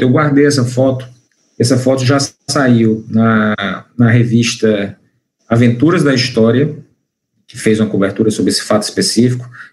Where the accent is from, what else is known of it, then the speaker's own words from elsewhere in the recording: Fortaleza, Ceará, Brazil; also born or lived in Eusébio; eu sou aqui de Fortaleza. Na realidade, eu nasci em Fortaleza